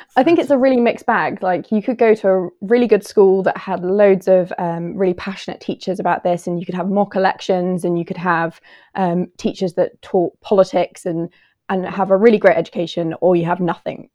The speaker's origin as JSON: {"language": "English", "country": "United Kingdom", "said": "I'm from the U K"}